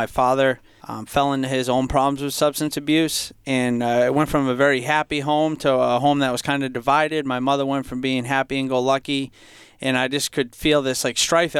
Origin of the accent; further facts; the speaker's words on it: Franklin, United States; Yeah, growing up in Franklin, for most of my life, I felt like I came from a happy, healthy home.